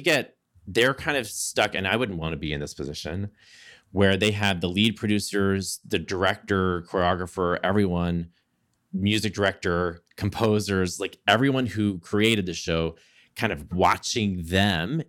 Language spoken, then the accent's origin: English; Southeast Texas, United States; I grew up in Southeast Texas.